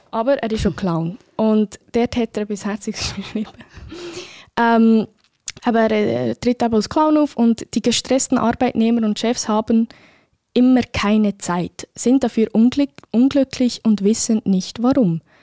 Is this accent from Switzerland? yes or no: no; Spain; German is a second language; dann müsste ich als Spanierin für Los Normalos.